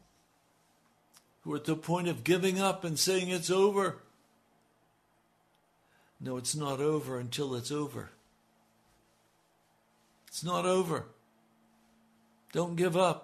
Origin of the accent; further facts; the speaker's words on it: United States; I'm an American